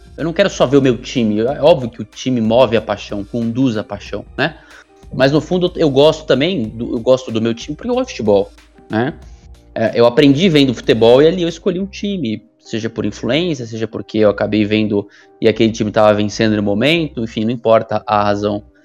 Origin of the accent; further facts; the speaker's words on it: Santos, São Paulo, Brazil; da minha cidade natal, né? Porque eu sou de Santos